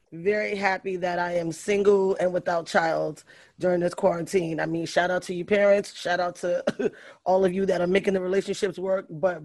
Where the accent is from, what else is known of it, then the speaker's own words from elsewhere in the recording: New York City, New York, United States; I'm from the Bronx.